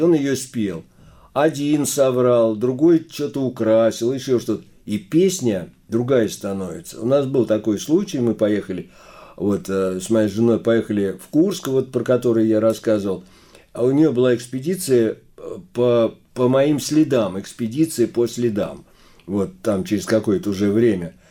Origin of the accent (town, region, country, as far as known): Saratov Oblast, Russia; accent: akanye